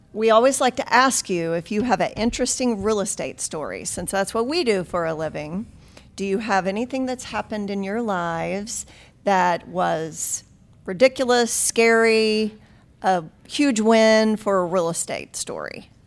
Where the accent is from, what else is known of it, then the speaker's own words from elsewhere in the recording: Nixa, Missouri, United States; I grew up in Nixa